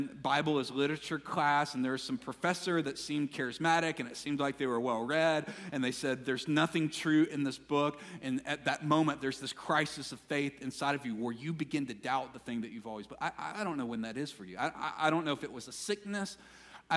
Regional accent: Mississippi, United States; Growing up in Mississippi

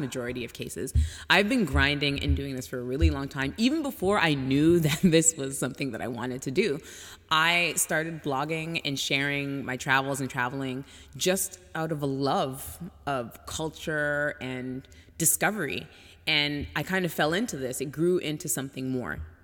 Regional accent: Toronto, Ontario, Canada; moved away as an adult; also born or lived in France / Mexico / Hong Kong / England; now in United States; I grew up in Toronto.

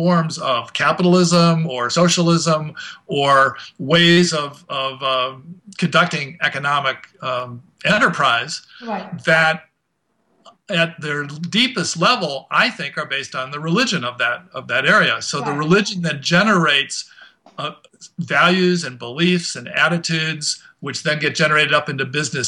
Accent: United States

